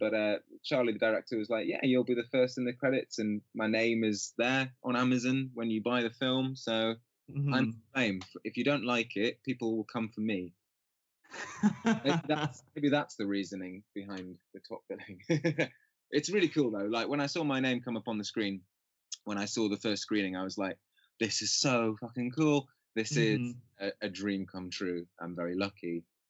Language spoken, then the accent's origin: English; Newcastle upon Tyne, North East England, United Kingdom; moved away as an adult; now in London, United Kingdom; just outside of Newcastle.